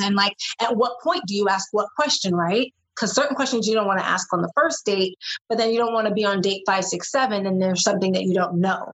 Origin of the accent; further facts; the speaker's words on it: New York City, New York, United States; being from New York City, which is where I'm originally from, from I'm born and raised in Brooklyn